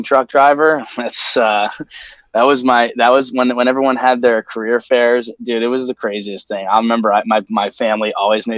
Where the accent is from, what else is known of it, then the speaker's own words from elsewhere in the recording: Amsterdam, New York, United States; moved away as an adult; now in New York City, United States; I trained for couple years upstate where I grew up around Amsterdam, New York